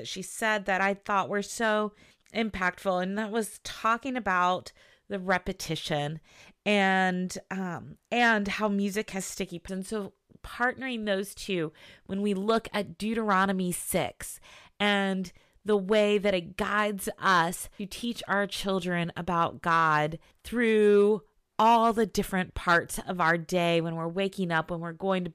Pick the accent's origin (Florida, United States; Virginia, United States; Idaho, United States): Virginia, United States; Southern; moved away; I grew up in Southern Virginia